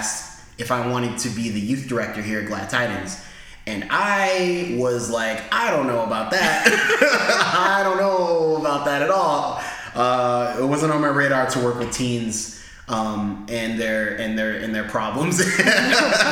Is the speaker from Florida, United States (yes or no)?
no; Rhode Island, United States; also born or lived in Maryland; But I was born and raised in Rhode Island. I moved to Maryland for 8 years.